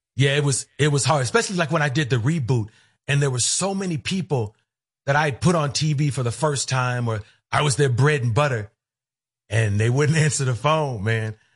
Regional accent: Cleveland, Ohio, United States; moved away as an adult; I grew up in Cleveland

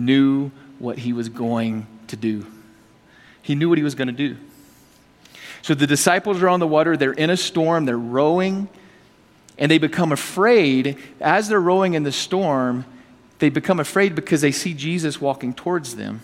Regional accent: the South, United States; I'm from the South

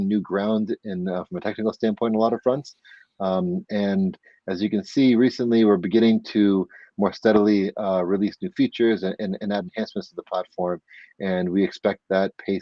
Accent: outside of Scranton, Pennsylvania, United States; moved away as an adult; now in New York, United States; I am from Pennsylvania. I'm from outside of Scranton, and I'm in a different county than Scranton's in. But I've been in New York for roughly half my life now

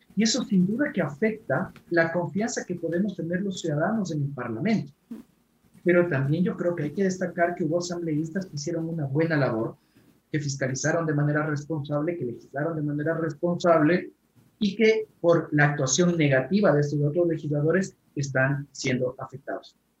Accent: Ecuador; nosotros como ecuatorianos

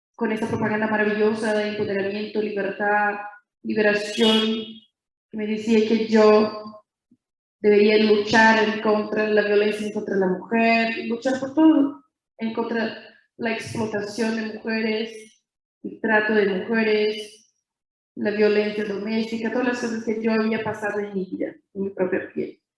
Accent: interior of São Paulo state, Brazil; Spanish is a second language; Soy de Brasil, brasileña y, bien nací en una ciudad chiquita, en el interior del estado de São Paulo

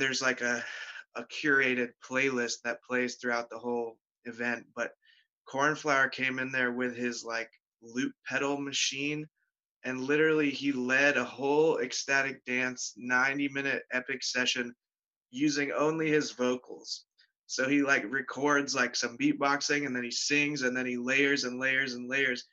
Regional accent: Pittsburgh, Pennsylvania, United States; I live in Pittsburgh. I grew up in Pittsburgh

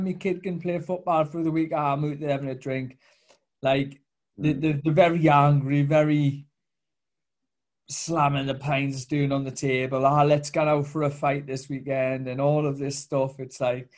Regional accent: Newcastle upon Tyne, North East England, United Kingdom; I'm from Newcastle

